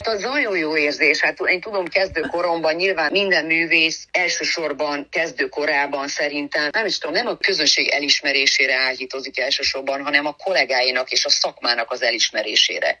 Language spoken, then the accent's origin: Hungarian; Târgu Mureș, Mureș County, Romania; moved away; Marosvásárhelyről, a szülővárosomból